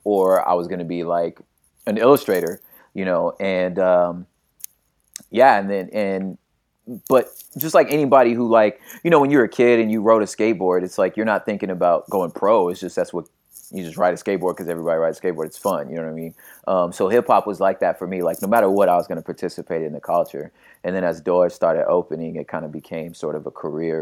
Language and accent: English; Los Angeles, California, United States; also born or lived in West Covina, California / La Puente, California; started off in South Central Los Angeles and then, um, kind of between there and, uh, area called the San Gabriel Valley, like West Covina, La Puente area of California.